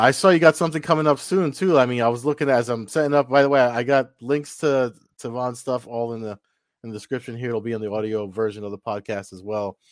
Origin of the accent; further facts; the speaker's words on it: New Jersey, United States; I'm from Jersey